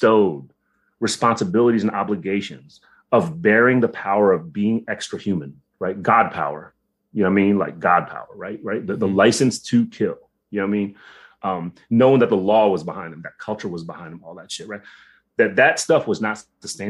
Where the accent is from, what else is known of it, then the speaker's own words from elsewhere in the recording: United States; I'm Filipino, right? So like, you know, I'm the first one that was born stateside